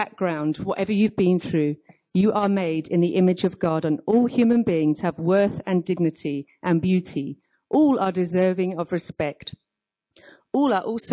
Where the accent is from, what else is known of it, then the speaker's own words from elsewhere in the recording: United Kingdom; moved away as an adult; now in Cape Town, South Africa; I'm from Cape Town, but you can tell I'm not from Cape Town with my accent. I'm actually British.